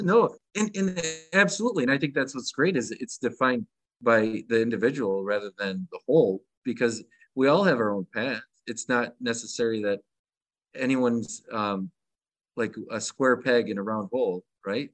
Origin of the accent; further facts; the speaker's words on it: Michigan, United States; I'm from Michigan